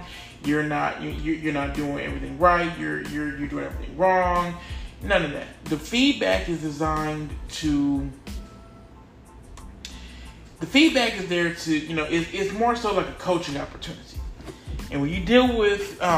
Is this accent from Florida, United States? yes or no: no; North Carolina, United States; I was born in North Carolina